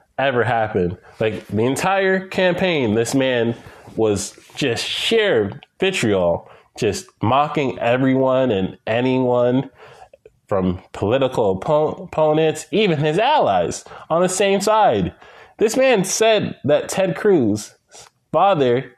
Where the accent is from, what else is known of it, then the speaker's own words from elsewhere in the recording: Guyana; my home country of Guyana